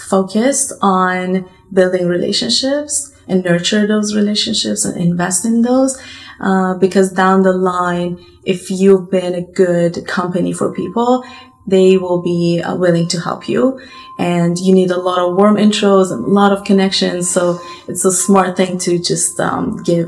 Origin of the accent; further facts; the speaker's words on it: Iran; moved away; They immigrated to Iran, and I was born in Iran